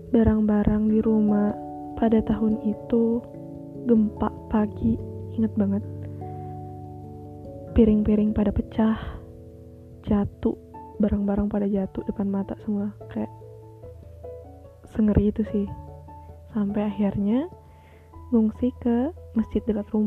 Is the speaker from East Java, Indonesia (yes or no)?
no; Palu, Central Sulawesi, Indonesia; born there; rada nyampur dikit ya sama bahasa Palu hmm ya hari ini tuh tanggal 28 September tepat 2 tahun silam kota kelahiran aku tuh mengalami bencana yang amat besar.